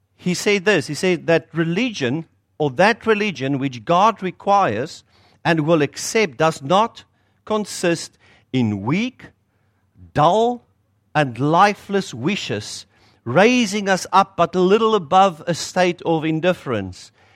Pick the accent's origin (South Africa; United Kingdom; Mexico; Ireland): South Africa; accent: South African; moved away as an adult; now in North Shore, New Zealand; you'll hear from my accent. It's South African